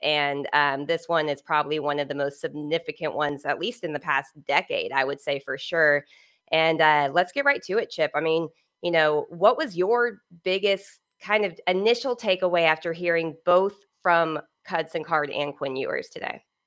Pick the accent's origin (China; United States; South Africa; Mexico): United States; Southern California; I'm from Southern California, so that's where I was born and raised